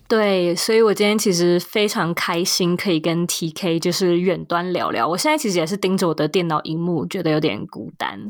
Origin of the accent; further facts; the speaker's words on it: Taipei, Taiwan; moved away as an adult; also born or lived in New York / West Coast, United States; now in United States; 都是在台湾土生土长地在台北长大，在台北念书跟工作